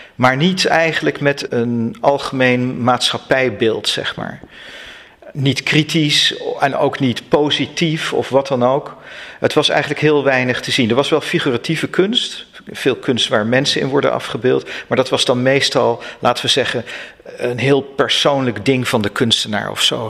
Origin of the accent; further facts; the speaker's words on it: near Utrecht, Netherlands; ik kom uit de buurt van Utrecht